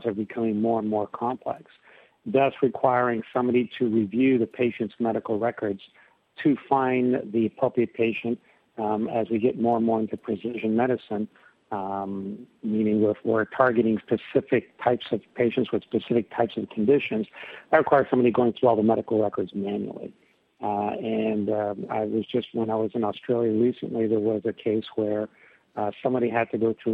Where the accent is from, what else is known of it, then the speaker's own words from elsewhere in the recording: Canada; now in California, United States; I'm Canadian